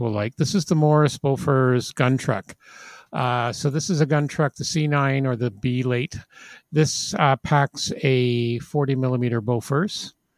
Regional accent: England, United Kingdom; those of us growing up in England of a certain age

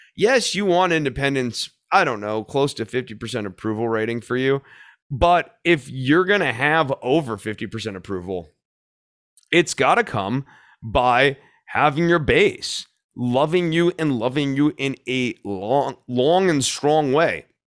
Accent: Texas, United States; as a Texan

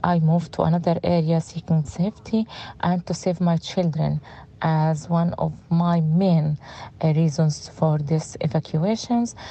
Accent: Gaza City, Gaza Strip, Palestine; English is a second language; moved away as an adult; also born or lived in Khan Yunis; now in Rafah, Palestine; I'm from Gaza city

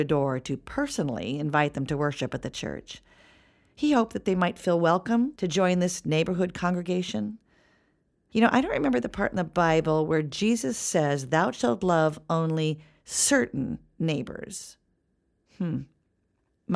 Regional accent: Tucson, Arizona, United States; also born or lived in Compton, California; I've always claimed Tucson, Arizona as my hometown because that's where I grew up.

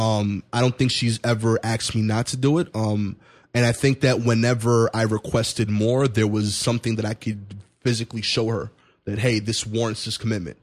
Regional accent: New York City, New York, United States; I'm from East New York, Brooklyn.

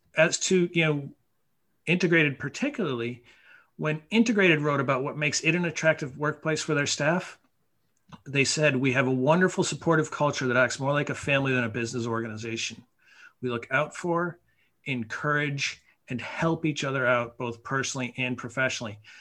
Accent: Mount Tom, Massachusetts, United States; moved away as an adult; also born or lived in New York; I got hired at the ski area in my hometown, uh, Mount Tom. And I was 14

